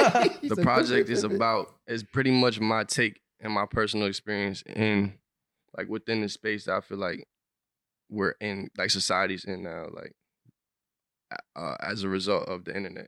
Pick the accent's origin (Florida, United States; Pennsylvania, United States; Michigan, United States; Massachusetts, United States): Massachusetts, United States; I'm from Mass